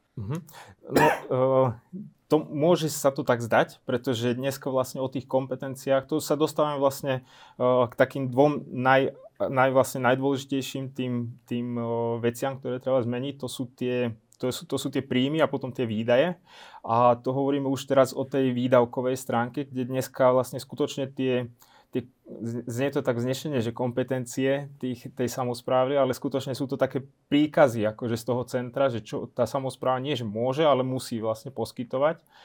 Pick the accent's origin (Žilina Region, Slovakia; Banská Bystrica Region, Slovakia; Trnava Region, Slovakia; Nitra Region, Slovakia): Banská Bystrica Region, Slovakia; Lučenec; Ja som, ja som z Lučenca, ja som z Novohradu